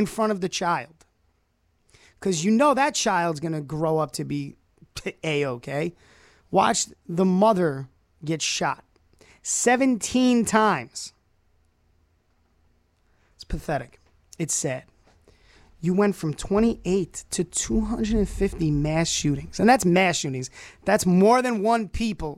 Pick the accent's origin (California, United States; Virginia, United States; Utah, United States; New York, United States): New York, United States; New York City; moved away as an adult; also born or lived in Brockport, New York; now in Rochester, United States; I was born and raised in Brooklyn, New York. Bensonhurst, Coney Island, right in the middle, smack dab